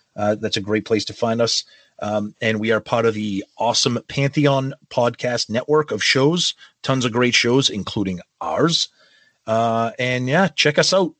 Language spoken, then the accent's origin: English; Medford, Massachusetts, United States; my hometown of Medford, Mass